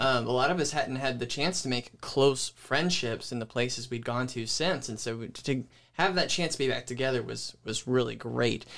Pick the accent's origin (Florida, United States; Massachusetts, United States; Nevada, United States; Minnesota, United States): Florida, United States; Pensacola; also born or lived in Georgia / Panama City, Florida; now in Jonesville, United States; I grew up in Pensacola, Florida